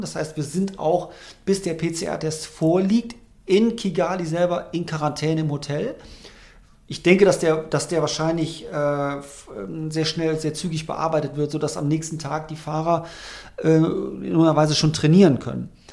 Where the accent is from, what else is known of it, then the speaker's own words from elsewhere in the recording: Germany; als Deutscher